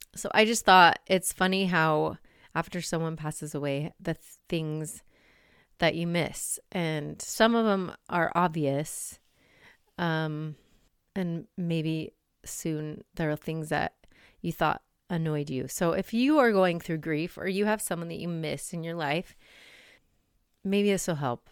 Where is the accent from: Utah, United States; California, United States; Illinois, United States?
Utah, United States; Salt Lake City; I grew up in Salt Lake